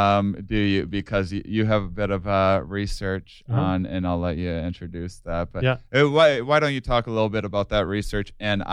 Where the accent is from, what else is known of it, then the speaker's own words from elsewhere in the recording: La Crosse, Wisconsin, United States; I'm from La Crosse, Wisconsin, originally.